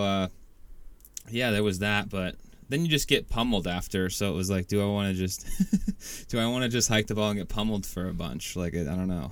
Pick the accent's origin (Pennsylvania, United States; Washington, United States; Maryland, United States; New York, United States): Washington, United States; I'm from Washington